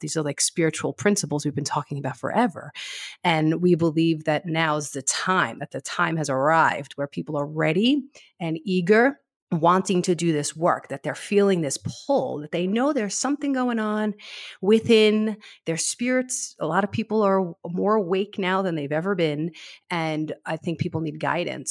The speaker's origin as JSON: {"language": "English", "area": "South Shore of Long Island", "region": "New York", "country": "United States", "tie": "born or raised there", "also_born_or_lived": "Brooklyn / Manhattan", "accent": "New Yorker", "moved": "as an adult", "lives_now": "Castle Rock, United States", "said": "I was born and raised in the South Shore of Long Island"}